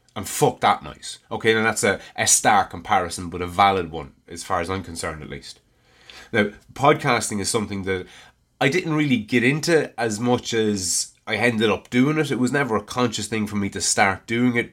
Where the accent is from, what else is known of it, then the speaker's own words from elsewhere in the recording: Ireland; I'm Irish and I live in Ireland